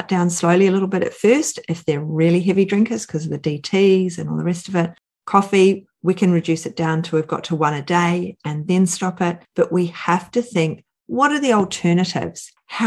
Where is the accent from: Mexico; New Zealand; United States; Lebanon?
New Zealand; I grew up in New Zealand